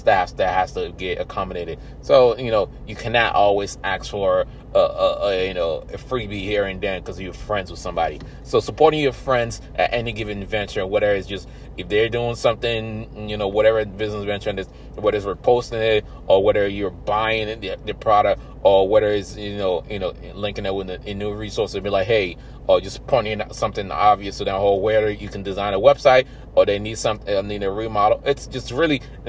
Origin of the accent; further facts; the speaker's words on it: Nigeria; I'm African then Nigerian